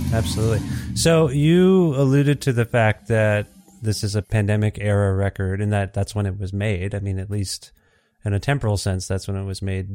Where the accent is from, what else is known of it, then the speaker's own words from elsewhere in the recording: Ontario, Canada; I'm from Ontario originally